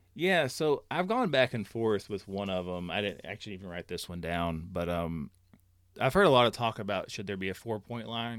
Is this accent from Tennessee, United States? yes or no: yes; Johnson City, Tennessee, United States; I'm from Johnson City, Tennessee